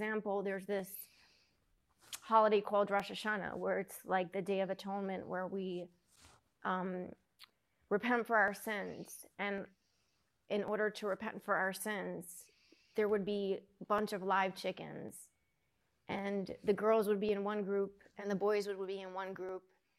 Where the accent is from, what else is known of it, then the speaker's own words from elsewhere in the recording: Lakewood, New Jersey, United States; also born or lived in Los Angeles / Brooklyn; So I was 3, and then we moved to Brooklyn. Lived there till I was 9, and then we moved to New Jersey. To Lakewood, New Jersey.